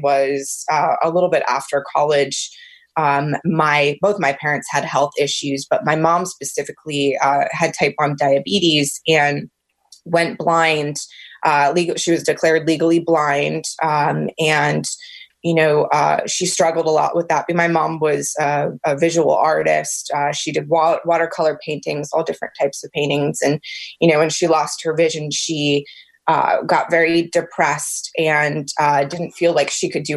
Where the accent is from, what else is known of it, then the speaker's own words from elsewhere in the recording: Alexandria, Virginia, United States; also born or lived in Richmond, Virginia / Washington, D.C. area; I am actually Virginia born and raised. I was born in Alexandria